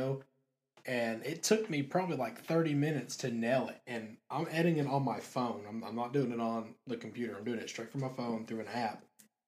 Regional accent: Dalton, Georgia, United States; I came from Dalton

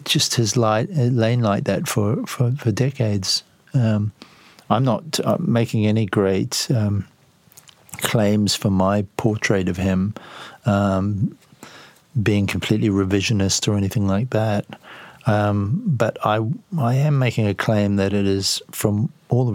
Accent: New Zealand; I'm a New Zealander

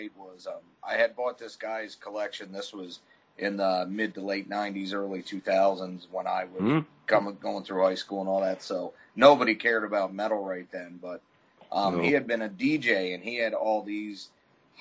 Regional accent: New Jersey, United States; I'm actually from New Jersey

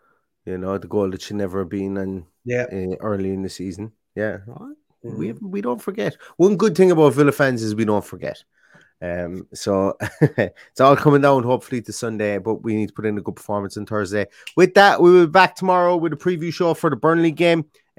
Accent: Limerick, Munster, Ireland; I'm from Limerick. It's closer to Cork than Derry is.

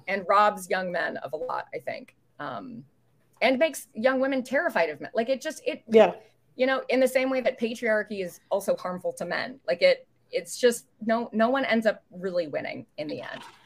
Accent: United States; also born or lived in Canada / Indiana; I'm an American citizen

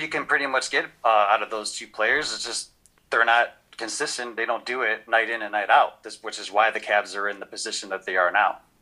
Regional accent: Cleveland, Ohio, United States; I'm from Cleveland, Ohio.

